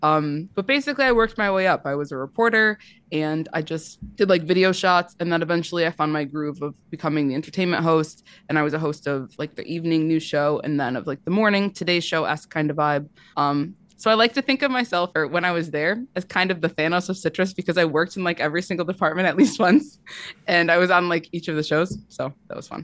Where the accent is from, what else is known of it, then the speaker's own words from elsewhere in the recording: Michigan, United States; I went to school in Michigan. I'm from Michigan.